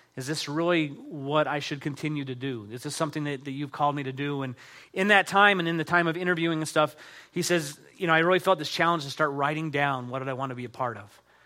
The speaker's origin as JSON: {"language": "English", "region": "Utah", "country": "United States", "tie": "born or raised there", "said": "I grew up here in Utah"}